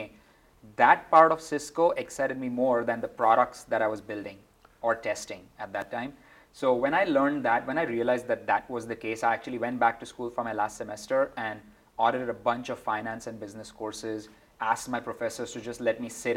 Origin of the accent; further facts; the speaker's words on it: India; moved away as an adult; also born or lived in Mumbai / Georgia Tech, Atlanta, United States; now in United States; I never really had ever imagined I would be working in sports growing up in India.